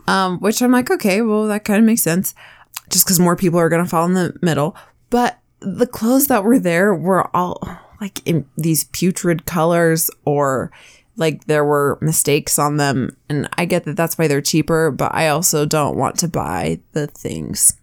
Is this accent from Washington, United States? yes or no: yes; Washington, United States; now in Utah, United States; where I grew up in Washington.